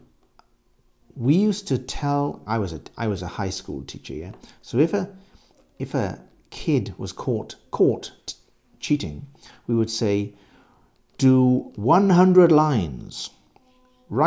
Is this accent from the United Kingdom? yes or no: yes; England, United Kingdom; I'm English